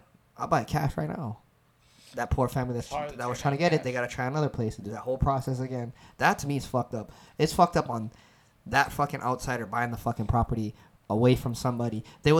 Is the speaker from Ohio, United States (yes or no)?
no; Hawaii, United States; I feel it's different for us growing up in Hawaii